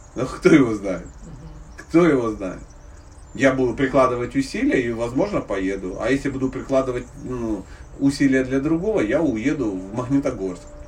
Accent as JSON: {"language": "Russian", "town": "Dnipro", "region": "Dnipropetrovsk Oblast", "country": "Ukraine", "tie": "born or raised there", "said": "Я родом из Днепропетровска"}